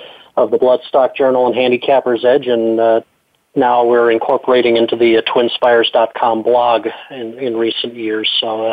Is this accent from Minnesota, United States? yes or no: yes; Minneapolis–Saint Paul, Minnesota, United States; moved away as an adult; also born or lived in Kentucky; I grew up in the Twin Cities area, so I was grew up going to Canterbury Park, came to Kentucky for college